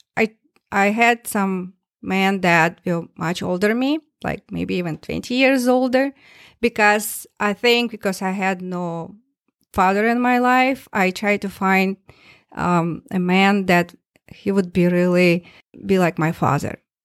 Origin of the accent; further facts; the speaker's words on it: Tomsk, Tomsk Oblast, Russia; English is a second language; moved away as an adult; now in Minnesota, United States; my hometown, town, Tomsk, in Siberia